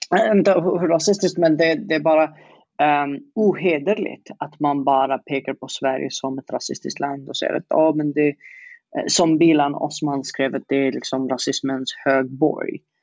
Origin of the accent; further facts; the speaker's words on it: Yemen; Swedish is a second language; moved away as an adult; now in Sweden; att sitta i Yemen i 20 år